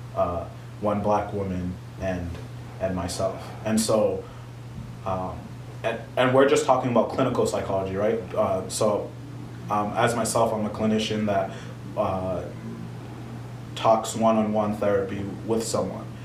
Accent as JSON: {"language": "English", "country": "United States", "tie": "born or raised there", "said": "first generation Haitian man, uh, there's definitely been differences between um, my upbringing and my parents' upbringing. Mm-hmm. of course, uh, them both uh, growing up in Haiti and living a majority of their lives there, and then immigrating to the U.S. and raising their firstborn child"}